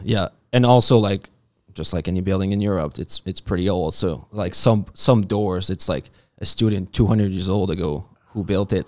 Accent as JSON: {"language": "English", "region": "New Brunswick", "country": "Canada", "said": "living life simple like we like to do out east, 'cause I'm from New Brunswick"}